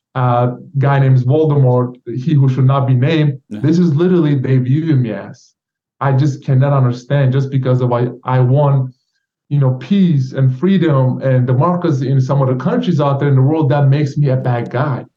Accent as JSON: {"language": "English", "country": "Turkey", "moved": "yes", "lives_now": "United States", "said": "Turkish government revoked my passport and put my name on Interpol list."}